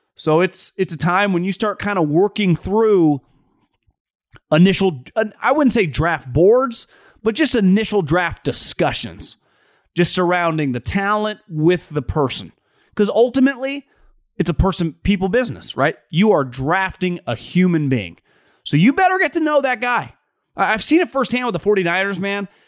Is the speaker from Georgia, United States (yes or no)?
no; Sacramento, California, United States; also born or lived in Fresno; I'm from Sacramento area, hundred and ten degrees